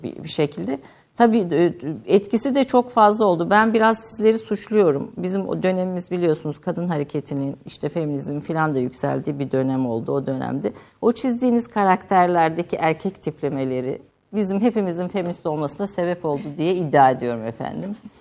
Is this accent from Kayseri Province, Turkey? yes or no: yes; Kayseri Province, Turkey; Bir defa ikimiz de Kayseriliyiz